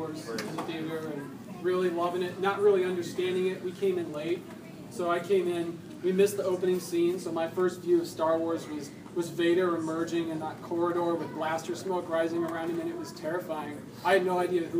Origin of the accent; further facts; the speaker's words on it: Michigan, United States; moved away; I'm from Michigan, where it snowed a lot in the wintertime